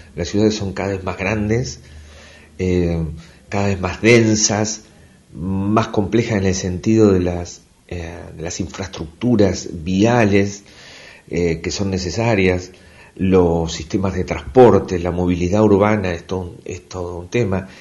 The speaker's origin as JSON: {"language": "Spanish", "town": "Tandil", "region": "Buenos Aires Province", "country": "Argentina", "tie": "born or raised there", "also_born_or_lived": "Mar del Plata", "moved": "yes", "lives_now": "Comodoro Rivadavia, Argentina", "said": "Yo nací en Tandil, así que este siempre íbamos a veranear a, Mar del Plata y después estudié en Mar del Plata"}